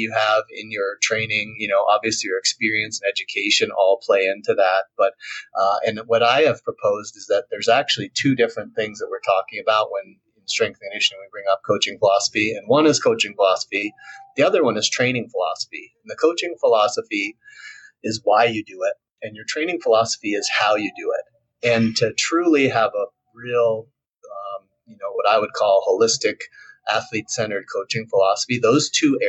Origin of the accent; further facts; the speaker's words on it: Vermont, United States; moved away; where I grew up in Vermont